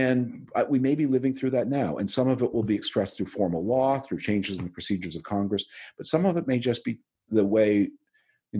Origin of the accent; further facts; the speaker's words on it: Canada; now in United States; being Canadian